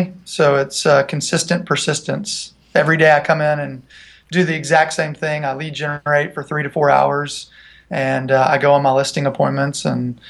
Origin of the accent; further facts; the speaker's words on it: Franklin, Tennessee, United States; also born or lived in Nashville, Tennessee; I'm originally from Nashville, actually from Franklin, Tennessee